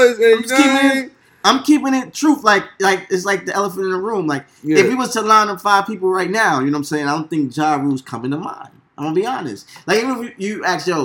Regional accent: New York City, New York, United States; I'm from Queens

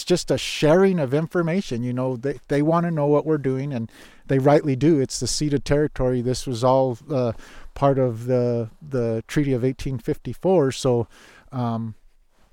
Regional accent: New Mexico, United States; moved away as an adult; also born or lived in Nevada; now in Minnesota, United States; I grew up ice fishing in New Mexico

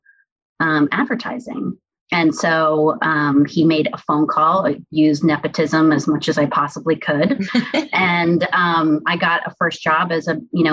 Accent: New York City, New York, United States; I was born and raised in New York City

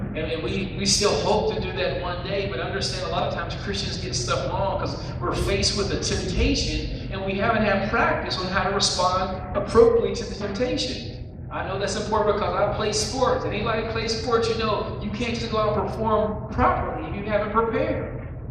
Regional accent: West Virginia, United States; accent: West Virginia; my West Virginia accent

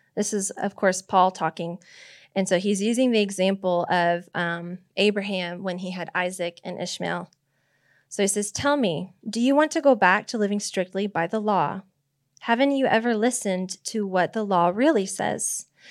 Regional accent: Nebraska, United States; I was born in Nebraska.

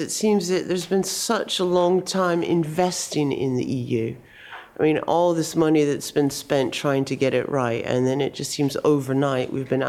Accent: United States; moved away as an adult; now in United Kingdom; I've been living in this country for 25 years, but I'm originally from America. I have both passports, by the way.

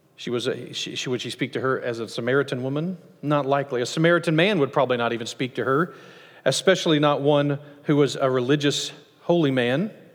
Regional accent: United States; as Americans

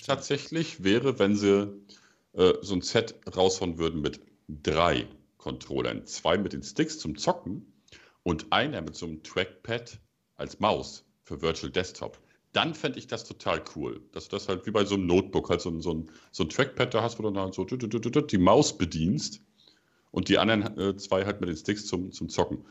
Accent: Germany; wir als Deutsche

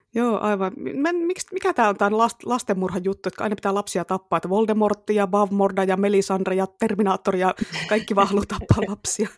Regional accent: Tampere, Pirkanmaa, Finland; accent: Tampere dialect (Tampereen murre); moved away; siitä on niin kauan aikaa, kun mä muutin pois Tampereelta, mutta kyllä se vielä tulee sieltä

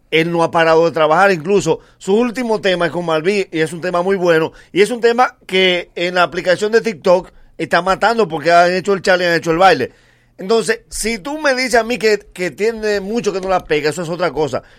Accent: Dominican Republic; como dominicanos salimos en coche.

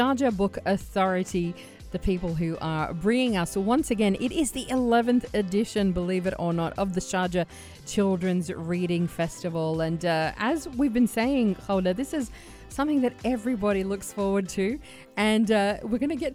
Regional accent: Australia; now in United Arab Emirates; as an Aussie

